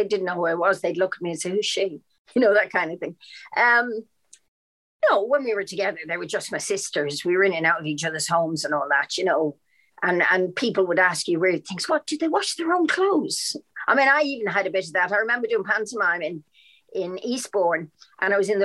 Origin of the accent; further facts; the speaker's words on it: Dublin, Leinster, Ireland; also born or lived in London, United Kingdom; now in United Kingdom; especially Dublin, my hometown